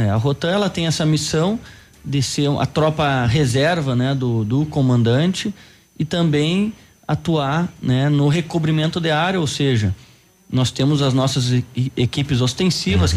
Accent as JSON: {"language": "Portuguese", "town": "Rio Pardo", "region": "Rio Grande do Sul", "country": "Brazil", "tie": "born or raised there", "moved": "as an adult", "lives_now": "Pato Branco, Brazil", "said": "Eu sou natural do Rio Grande do Sul, eh, mais precisamente de Rio Pardo"}